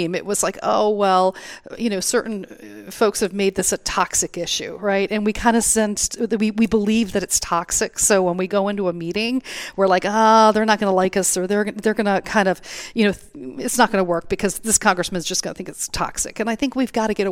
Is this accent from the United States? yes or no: yes; Ohio, United States; moved away as an adult; now in Virginia, United States; I'm from Virginia, but I am I'm originally from Ohio. So I am a Ohio State Buckeye